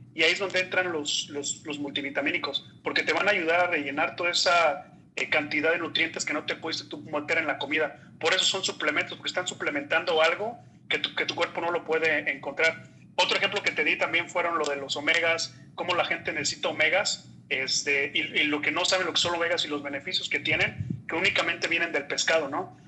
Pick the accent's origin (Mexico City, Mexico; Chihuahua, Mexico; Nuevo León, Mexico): Mexico City, Mexico; moved away as an adult; also born or lived in Torreón, Mexico / Monterrey, Mexico; now in Florida, United States; soy originario de la Ciudad de México